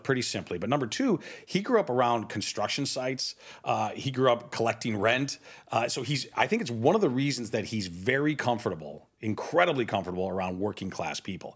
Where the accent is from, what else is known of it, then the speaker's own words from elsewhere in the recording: United States; speaking as an American Christian